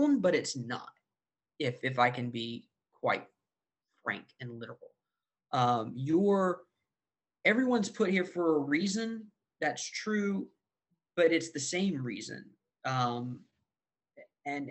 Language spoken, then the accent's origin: English; the South, United States; As a Christian, growing up in the South